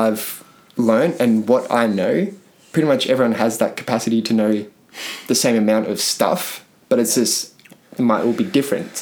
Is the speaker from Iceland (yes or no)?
no; Queensland, Australia; we grew up in Queensland